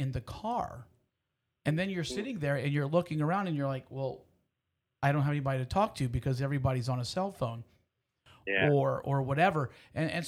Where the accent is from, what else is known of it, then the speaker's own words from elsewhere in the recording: Houston, Texas, United States; I grew up in Houston.